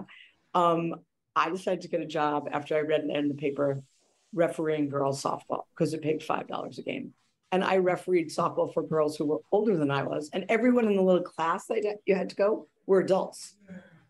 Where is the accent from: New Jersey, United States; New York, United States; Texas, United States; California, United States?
New York, United States; New York City; We grew up in the Bronx